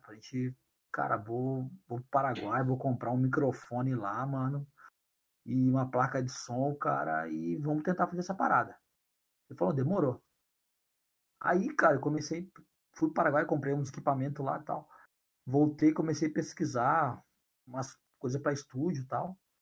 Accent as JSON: {"language": "Portuguese", "town": "Curitiba", "region": "Paraná", "country": "Brazil", "tie": "born or raised there", "said": "um time de futebol lá da minha quebrada"}